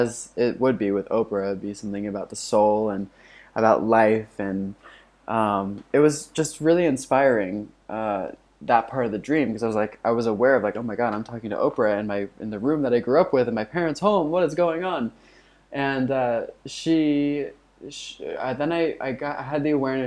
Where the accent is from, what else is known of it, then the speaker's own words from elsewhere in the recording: Florida, United States; my house that I grew up in Florida